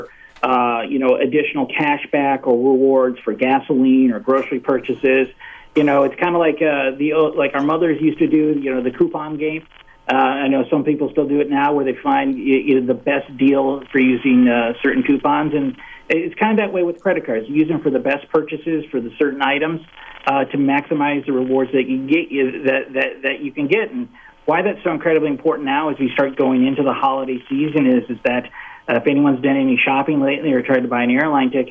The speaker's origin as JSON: {"language": "English", "town": "Rapid City", "region": "South Dakota", "country": "United States", "moved": "yes", "said": "going back home and seeing my family in Rapid City, South Dakota"}